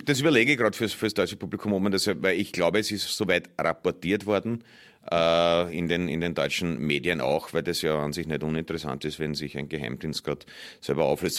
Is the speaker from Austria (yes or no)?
yes; Austria; als Österreicher